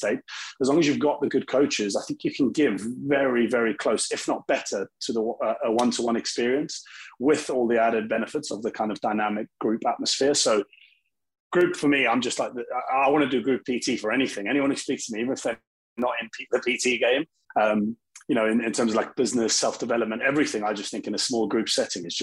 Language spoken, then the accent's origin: English; South Africa; now in United Kingdom; I'm actually from South Africa originally, very heavy sports country, and kind of born into sport